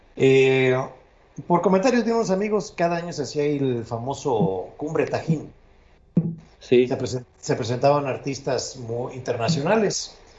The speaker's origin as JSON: {"language": "Spanish", "area": "near Papantla", "region": "Veracruz", "country": "Mexico", "tie": "born or raised there", "said": "mi, eh, tierra, donde yo, por, donde yo nací, más al norte. Eso es en Papantla, Veracruz"}